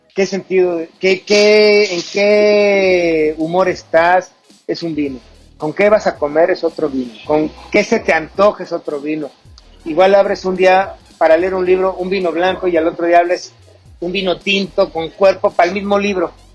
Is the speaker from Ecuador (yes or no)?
no; Mexico; como mexicanos